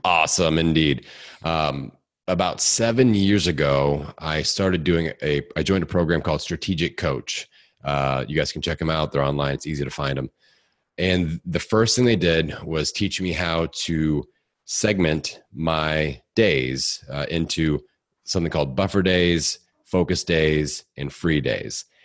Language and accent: English; Indiana, United States; accent: hick; I'm from Indiana